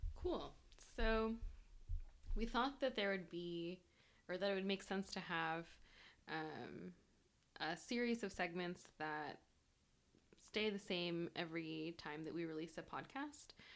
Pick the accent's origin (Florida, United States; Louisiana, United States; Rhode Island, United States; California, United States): California, United States; Bay Area; English is a second language; I grew up in the Bay Area